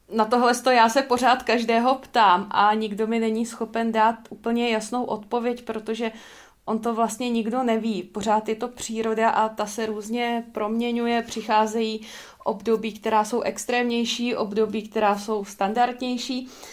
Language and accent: Czech; Czechia; my jako Češi